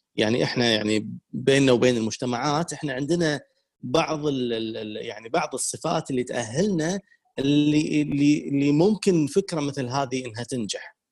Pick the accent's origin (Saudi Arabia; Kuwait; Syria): Kuwait; عندنا بالكويت